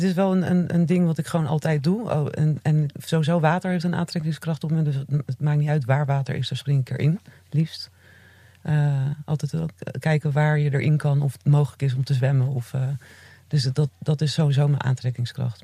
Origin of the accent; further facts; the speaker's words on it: Zeeland, Netherlands; ik ben in Zeeland opgegroeid.